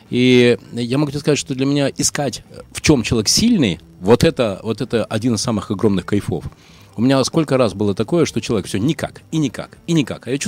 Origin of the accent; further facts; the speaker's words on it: Izhevsk, Udmurtia, Russia; 28-го буду в Ижевске, так что имею в виду, если да. там что-то надо кому-то передать, то пожалуйста. Супер, мой родной город.